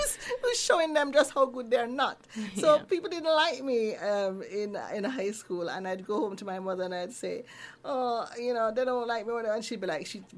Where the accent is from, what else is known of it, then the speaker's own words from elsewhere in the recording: Kingston, Jamaica; moved away as an adult; now in Neath, United Kingdom; I was born in Kingston